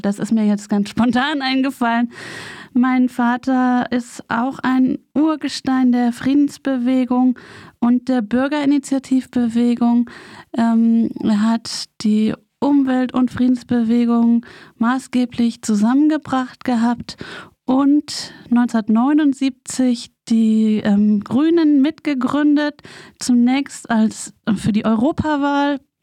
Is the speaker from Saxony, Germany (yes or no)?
no; Berlin, Germany; ich bin ja in West-Berlin aufgewachsen, mit der Mauer ganz nah